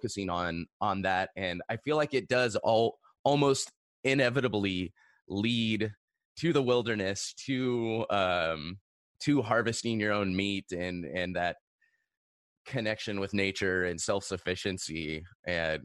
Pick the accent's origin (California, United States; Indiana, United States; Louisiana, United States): California, United States; Seal Beach; I grew up in Seal Beach, Garden Grove area.